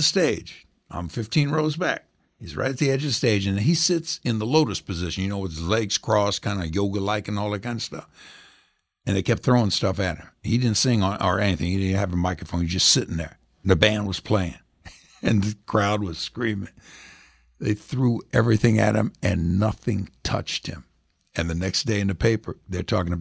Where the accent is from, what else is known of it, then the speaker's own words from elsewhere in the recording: Indianapolis, Indiana, United States; I grew up in Indianapolis